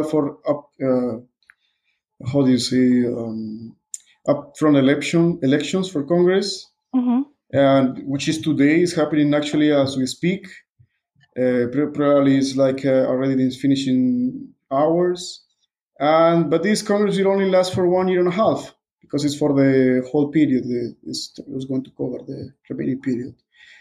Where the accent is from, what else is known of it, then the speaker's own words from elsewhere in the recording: Peru; English is a second language; also born or lived in Budapest, Hungary; I'm from Peru.